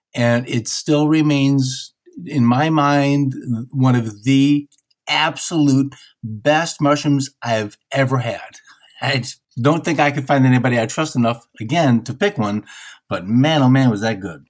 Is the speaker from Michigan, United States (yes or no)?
yes; Michigan, United States; I'm from Michigan, so I, I have a Midwestern sensibility